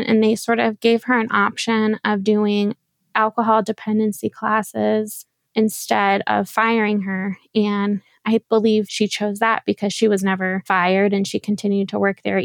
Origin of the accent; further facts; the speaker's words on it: Midwest, United States; I am 27 years old and I am from the Midwest.